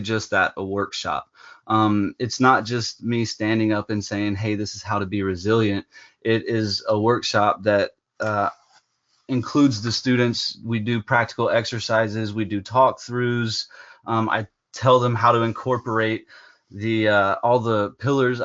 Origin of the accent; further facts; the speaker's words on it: Prattville, Alabama, United States; I'm from Prattville, Alabama